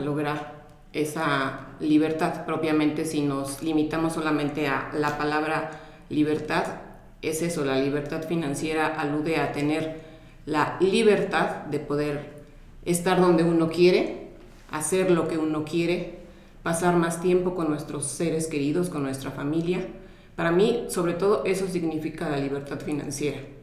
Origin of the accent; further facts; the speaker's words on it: Mexico; soy de México